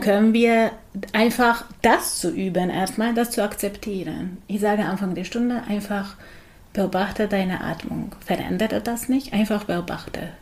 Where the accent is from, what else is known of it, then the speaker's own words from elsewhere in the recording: Budapest, Hungary; German is a second language; moved away as an adult; also born or lived in Augsburg, Germany; now in Berlin, Germany; Ich komme aus Budapest, also aus Ungarn.